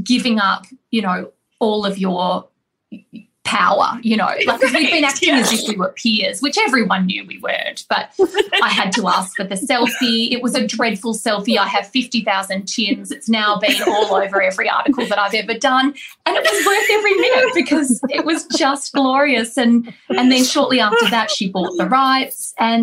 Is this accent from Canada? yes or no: no; Australia; I'm Australian